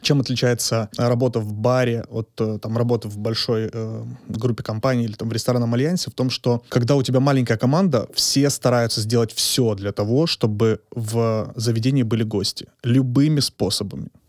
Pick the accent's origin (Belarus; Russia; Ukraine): Ukraine; moved away; also born or lived in Poltava; Я родом из Украины, и в две тысячи шестнадцатом году я закончил университет, Полтавский университет экономики и торговли